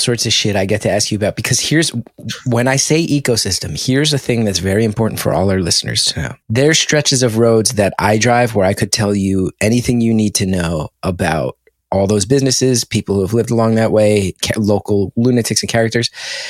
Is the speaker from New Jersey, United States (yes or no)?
yes; Fairfield, New Jersey, United States; moved away; we lived in Fairfield, and there were multiple Easters where we ate at the Versailles Diner on Easter, which as an Irish Catholic family, largely non-practicing